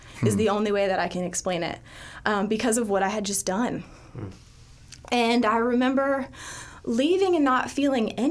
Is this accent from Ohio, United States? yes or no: yes; Dayton, Ohio, United States; I grew up in Dayton, Ohio